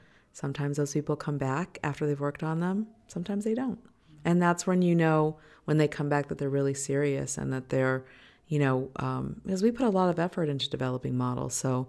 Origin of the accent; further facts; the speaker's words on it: Los Angeles, California, United States; I feel very fortunate that I grew up in Hollywood. I say Hollywood, it's actually Los Feliz